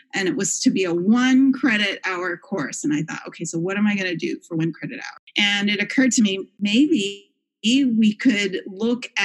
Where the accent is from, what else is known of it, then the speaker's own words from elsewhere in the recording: Canada; moved away as an adult; also born or lived in Kingston, Ontario / Toronto, Canada; now in Grand Rapids, United States; I come from Canada